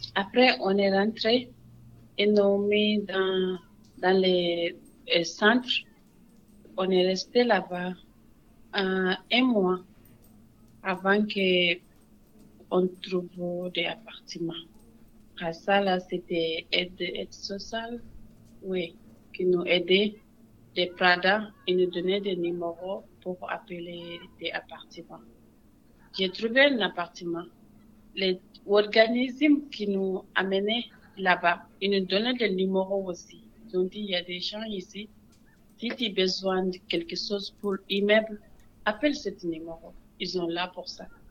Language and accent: French; Senegal; moved away as an adult; also born or lived in United States; now in Montreal, Canada; Je suis née au Sénégal. Sénégal, c'est un pays pas facile. Après as de 18 ans, j'ai parti